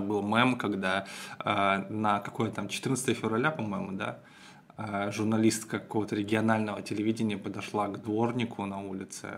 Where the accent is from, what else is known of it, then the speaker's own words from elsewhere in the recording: Petrozavodsk, Republic of Karelia, Russia; Петрозаводска, моего родного города, Карелия